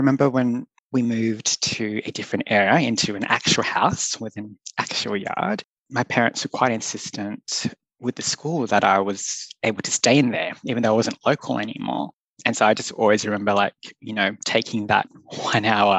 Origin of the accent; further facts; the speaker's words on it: Sydney, New South Wales, Australia; now in Melbourne, Australia; I grew up in Western Sydney, so West Side